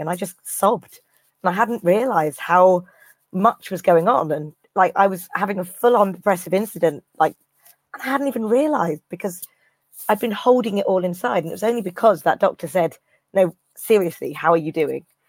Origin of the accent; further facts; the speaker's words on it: Cornwall, South West England, United Kingdom; moved away; I'm from Cornwall, so you know the extreme southwest.